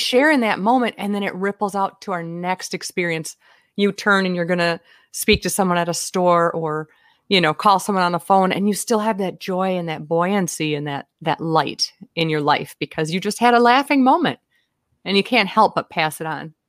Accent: Minnesota, United States; I'm from Minnesota

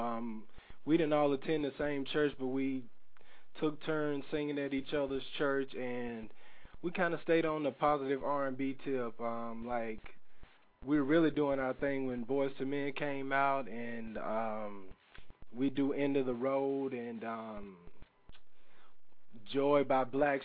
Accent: South Carolina, United States; moved away as an adult; also born or lived in Atlanta / Union City, New Jersey; my home in South Carolina

